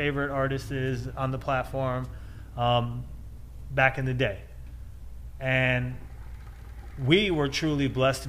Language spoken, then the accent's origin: English; Midwest, United States; We're from the Midwest.